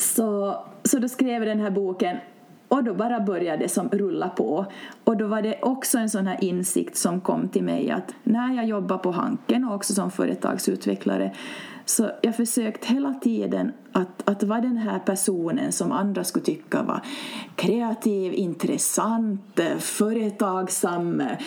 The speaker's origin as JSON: {"language": "Swedish", "country": "Finland", "tie": "born or raised there", "said": "egentligen är jag uppvuxen en, i en grannby, så det här mm. området är som känt för mig"}